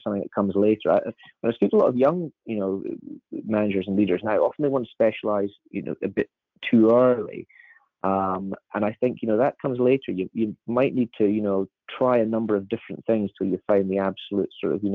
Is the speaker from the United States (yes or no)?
no; Edinburgh, Scotland, United Kingdom; where I was born in Edinburgh